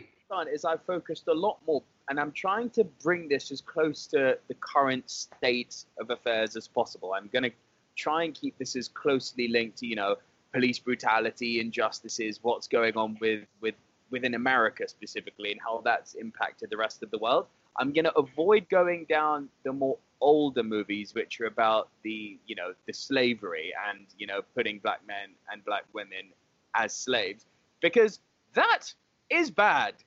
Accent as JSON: {"language": "English", "country": "United Kingdom", "said": "I'm British"}